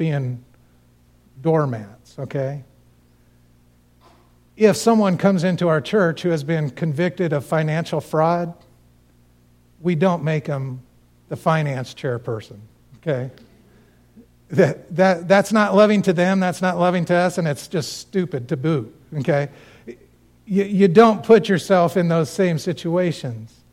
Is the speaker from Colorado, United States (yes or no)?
yes; Cañon City, Colorado, United States; moved away; that's my hometown. That's where I grew up